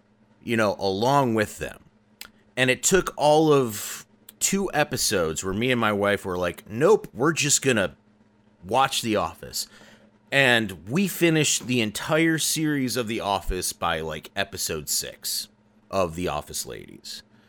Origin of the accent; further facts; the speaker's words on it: United States; I'm American.